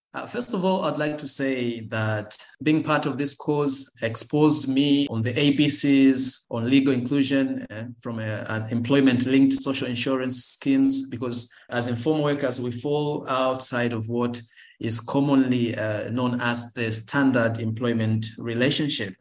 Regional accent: Tanzania; I'm from Tanzania

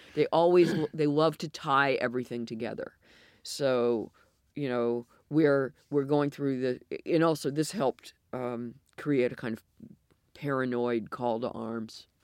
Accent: United States; accent: American; moved away as an adult; also born or lived in Belfast; now in United Kingdom; my American accent

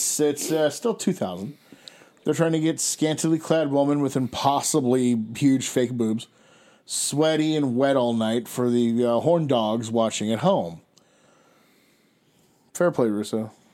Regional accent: Canada; as a Canadian myself.

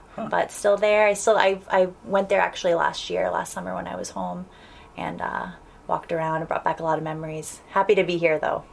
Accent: Providence, Rhode Island, United States; moved away as an adult; also born or lived in Washington, D.C. / New England; now in Davis, United States; born and raised in Providence, Rhode Island

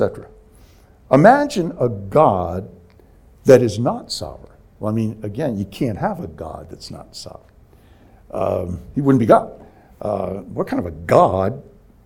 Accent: Bethesda, Maryland, United States; moved away; my hometown, Bethesda, Maryland

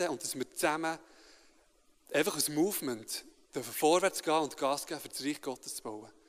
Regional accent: Bern, Switzerland; ich bin von GFC Bern. Ich bin in Bern aufgewachsen.

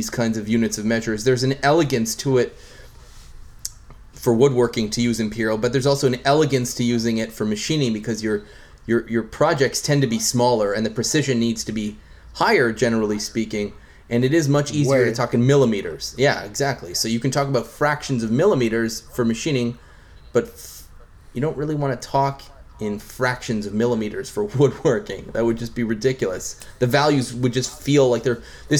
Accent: Canada; I'm Canadian and Metric is the norm for us

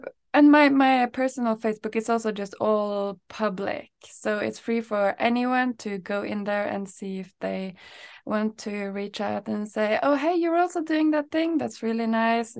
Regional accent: Norway; now in Sweden; I'm from Norway

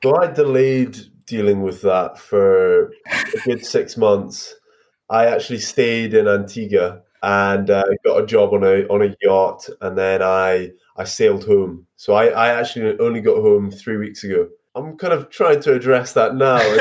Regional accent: Scotland, United Kingdom; As a Scot

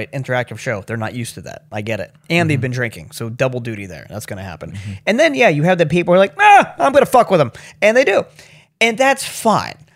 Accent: Baltimore, Maryland, United States; South Baltimore. Well, everybody calls it Federal Hill now to make it sound all swanky

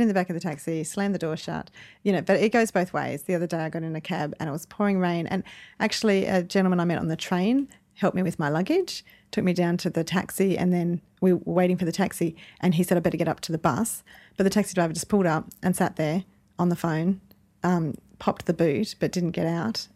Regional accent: Dubbo, New South Wales, Australia; I'm from Dubbo

